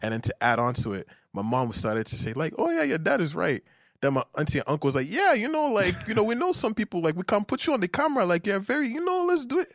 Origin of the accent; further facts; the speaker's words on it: Nigeria; I'm Nigerian